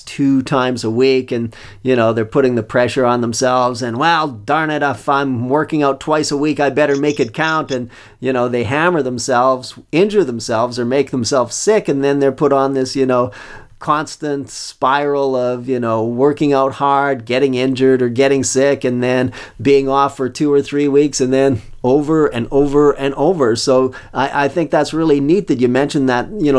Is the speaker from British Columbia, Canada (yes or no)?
no; Calgary, Alberta, Canada; moved away; go back to Calgary, that was my hometown